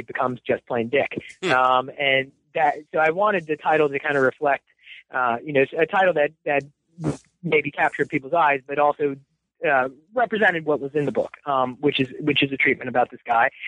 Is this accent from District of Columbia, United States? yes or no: yes; Washington, District of Columbia, United States; moved away as an adult; also born or lived in Rochester; I was born in the Washington, D.C. area. Uh, uh, in 1966. I um, it was an easy place for me to get engaged in politics, which I did at a pretty young age, becoming a, a young political activist in that area